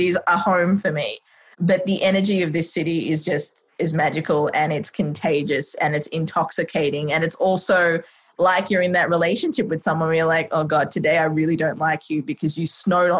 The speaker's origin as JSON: {"language": "English", "country": "Sri Lanka", "lives_now": "Australia", "said": "I'm like, Australia. It's like, are you originally from there? I'm like, no, I'm from Sri Lanka."}